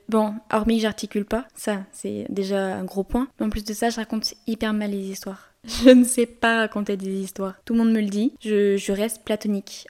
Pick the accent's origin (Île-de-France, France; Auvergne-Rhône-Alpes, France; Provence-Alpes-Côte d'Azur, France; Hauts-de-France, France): Auvergne-Rhône-Alpes, France; Lyon; je suis lyonnaise